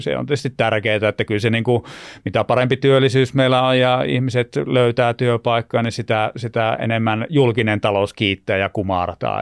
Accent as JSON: {"language": "Finnish", "town": "Lieksa", "region": "North Karelia", "country": "Finland", "tie": "born or raised there", "also_born_or_lived": "Turku", "moved": "as an adult", "said": "aina pitää muistaa ne synnyn, synnyn sijat ja konnut tuolta Itä-Suomesta. Eli mä olen Lieksasta lähtöisin"}